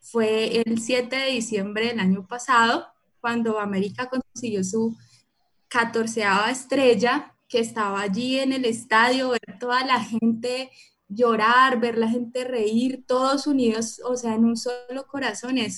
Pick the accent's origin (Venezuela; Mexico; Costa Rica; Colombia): Colombia; Bogotá; now in Cali, Colombia; yo, como todos saben, soy de Bogotá, eh, aunque ya no se me nota porque mi acento ya está bien calenizado